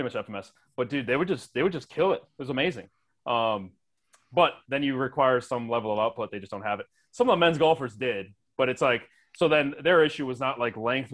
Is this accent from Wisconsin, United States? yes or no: yes; Wisconsin, United States; growing up in Wisconsin